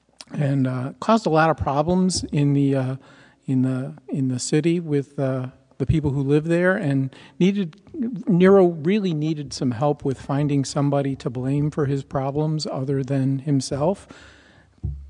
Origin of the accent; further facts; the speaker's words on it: United States; we as American Christians